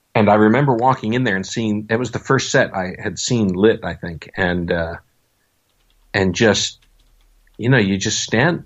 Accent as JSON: {"language": "English", "town": "Buffalo", "region": "New York", "country": "United States", "tie": "born or raised there", "moved": "yes", "said": "I had gotten out of the Air Force and went back to my hometown of Buffalo, New York"}